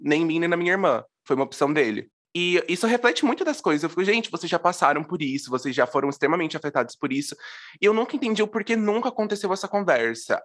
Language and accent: Portuguese; interior of São Paulo, Brazil; eu sou de uma cidade do interior de São Paulo